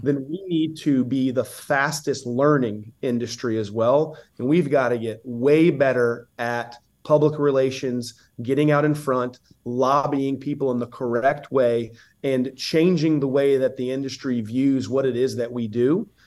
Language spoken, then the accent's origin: English; Southeast, United States; I'm from the Southeast